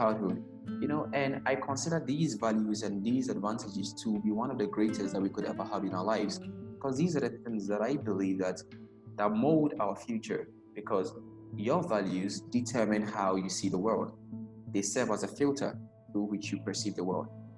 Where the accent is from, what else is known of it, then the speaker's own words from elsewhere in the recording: Ghana; I personally growing up in Ghana